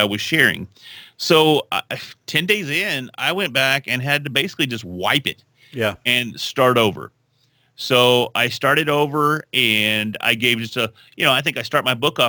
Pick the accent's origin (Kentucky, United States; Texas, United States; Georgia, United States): Texas, United States; I'm from Texas